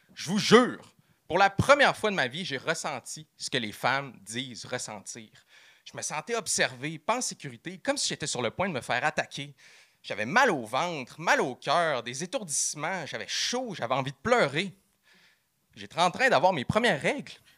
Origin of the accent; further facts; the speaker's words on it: Quebec City, Quebec, Canada; moved away as an adult; now in Chicoutimi, Canada; Je suis parti de Québec, mon patelin, puis je suis allé vivre dans la merveilleuse région du Saguenay-Lac-Saint-Jean. J'habite maintenant en appartement à Chicoutimi